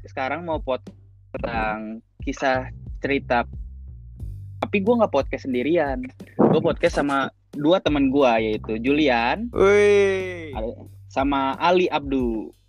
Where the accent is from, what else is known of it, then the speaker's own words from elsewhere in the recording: Palembang, South Sumatra, Indonesia; also born or lived in Bandung; dia dari Bekasi gua dari Palembang tapi gua lama di Bandung kan gua SMP di Bandung kita nyeritain latar belakang kita lah